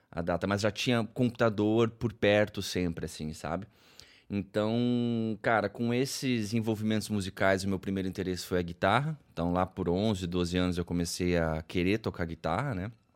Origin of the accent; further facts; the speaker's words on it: Curitiba, Paraná, Brazil; Eu sou de Curitiba, nascido e criado aqui, moro aqui